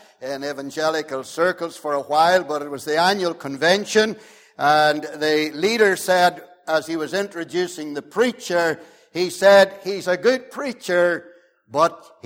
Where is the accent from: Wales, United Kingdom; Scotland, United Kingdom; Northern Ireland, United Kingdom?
Northern Ireland, United Kingdom; Omagh; I grew up in the Wild West between Omagh and Newton Stewart.